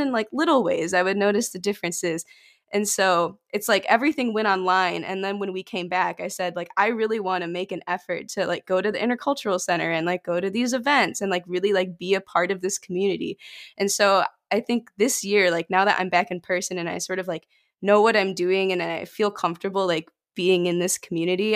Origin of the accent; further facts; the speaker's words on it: about an hour from Detroit, rural Michigan, United States; I'm about an hour out from Detroit